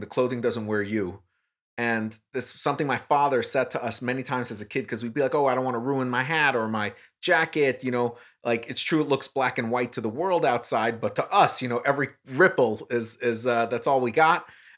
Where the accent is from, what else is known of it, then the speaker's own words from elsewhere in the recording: New York, United States; I'm a New Yorker